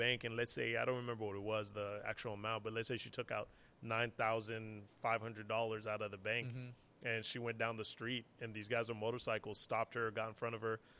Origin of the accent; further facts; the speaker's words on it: United States; now in Montreal, Canada; I'm crying because I'm like, I shouldn't be living in here. I'm American, man. Like, I shouldn't be here.